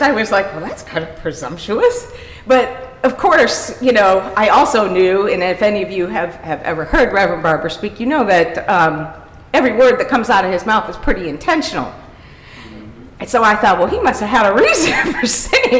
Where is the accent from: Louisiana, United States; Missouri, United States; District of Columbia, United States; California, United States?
Missouri, United States; University City; my parents were both local elected officials in University City